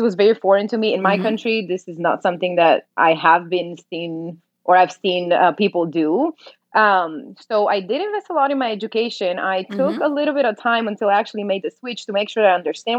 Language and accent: English; Romania; moved away as an adult; now in Dallas, United States; I was born in Romania, in Eastern Europe. I moved here about 8 years ago.